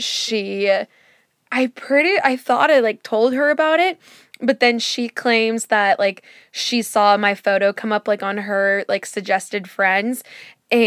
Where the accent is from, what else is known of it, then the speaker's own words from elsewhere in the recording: California, United States; I grew up in California